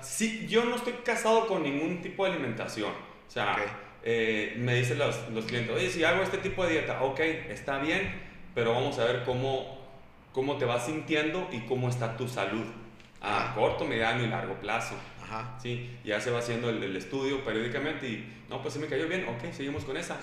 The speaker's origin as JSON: {"language": "Spanish", "country": "Mexico"}